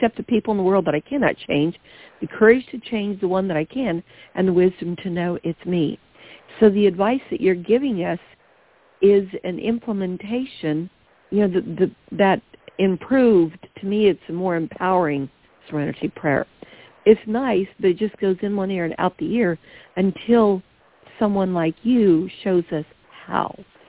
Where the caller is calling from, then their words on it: Long Beach, California, United States; Long Beach, California.